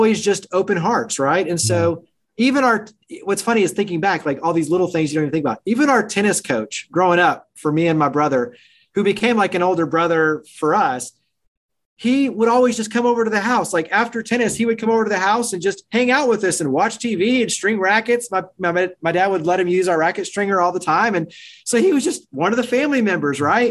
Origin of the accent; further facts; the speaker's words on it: Weatherford, Texas, United States; moved away; I grew up in the Dallas-Fort Worth area, a small town called Weatherford